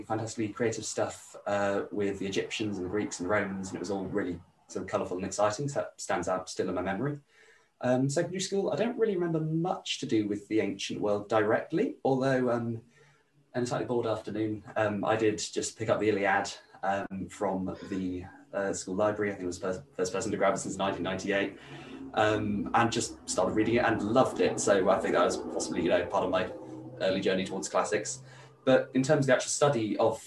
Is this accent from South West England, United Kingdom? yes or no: yes; Brendon Hills, Somerset, South West England, United Kingdom; also born or lived in Bridgwater area, Somerset / Taunton; I am from the Brendon Hills, which is in Somerset, kind of just below Exmoor